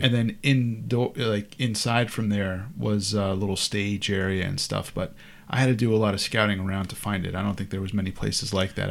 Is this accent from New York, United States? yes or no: yes; Hudson Valley, New York, United States; I grew up in this area and I played music in this area